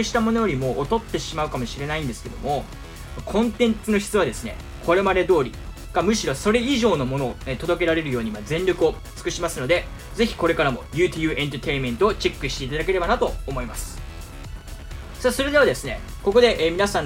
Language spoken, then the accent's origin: Japanese; Tosu, Saga, Japan; now in Tokyo, Japan; 僕今地元の佐賀県鳥栖市に帰ってきてるんですよ。